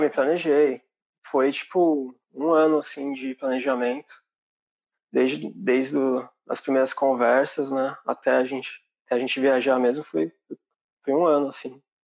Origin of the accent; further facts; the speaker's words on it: São Bernardo do Campo, São Paulo, Brazil; moved away as an adult; now in Ireland; Eu sou de São Bernardo